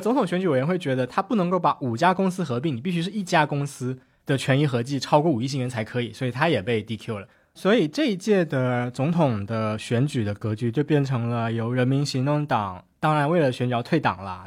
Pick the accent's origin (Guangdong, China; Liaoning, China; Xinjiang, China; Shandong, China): Guangdong, China; Shenzhen; 熬到了搬到深圳，我在深圳出生长大